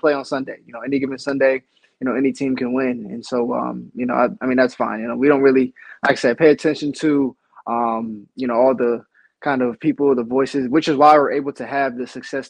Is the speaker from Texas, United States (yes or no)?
no; Northeast Ohio, United States; moved away; growing up, I'm from Northeast Ohio